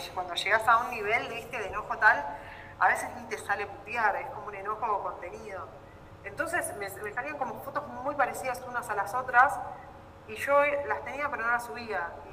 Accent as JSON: {"language": "Spanish", "country": "Argentina"}